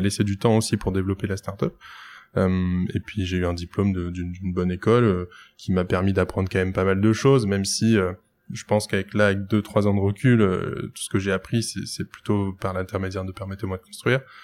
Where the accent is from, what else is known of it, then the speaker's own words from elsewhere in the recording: Lille, Hauts-de-France, France; j'ai 27 ans, je suis lillois